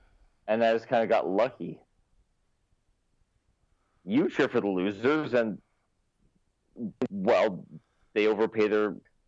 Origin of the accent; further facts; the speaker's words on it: Windsor, Ontario, Canada; moved away; But I grew up in Windsor, close to Detroit.